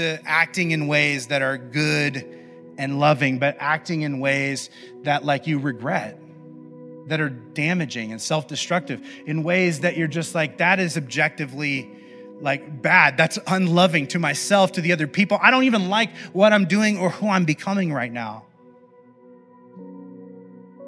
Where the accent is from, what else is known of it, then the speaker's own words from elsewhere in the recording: Midwest, United States; I grew up in the Midwest